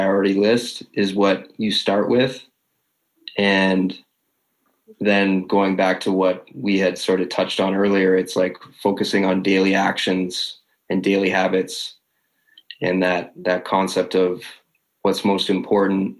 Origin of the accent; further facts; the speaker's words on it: Canada; People know me as the Canadian celebrity